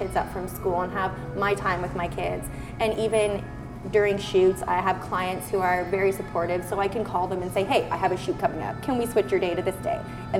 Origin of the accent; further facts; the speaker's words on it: Kingston, Ontario, Canada; now in Hamilton, Canada; Kingston, Ontario. Yep. Born and raised in wonderful limestone city